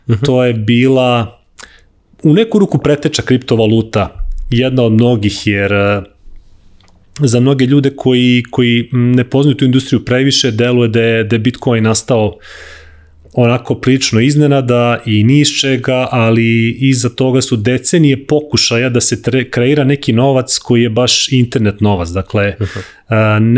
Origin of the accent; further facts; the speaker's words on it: Serbia; zato što si mhm. iz Srbije, to jest iz Jugoslavije tada.